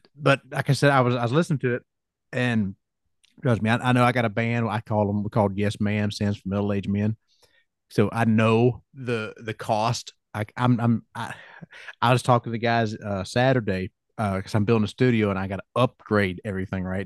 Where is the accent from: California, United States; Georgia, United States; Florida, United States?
Georgia, United States; I'm from Georgia